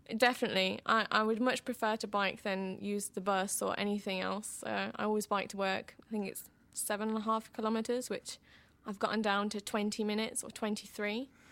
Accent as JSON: {"language": "English", "town": "Boston", "region": "East Midlands", "country": "United Kingdom", "tie": "born or raised there", "also_born_or_lived": "Groningen, Netherlands", "moved": "as an adult", "lives_now": "Amsterdam, Netherlands", "said": "I was born in Boston, England"}